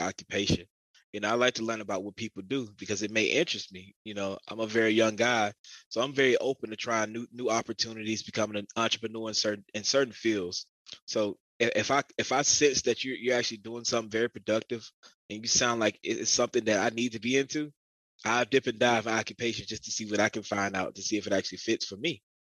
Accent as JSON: {"language": "English", "town": "Augusta", "region": "Georgia", "country": "United States", "tie": "born or raised there", "said": "growing up in Augusta."}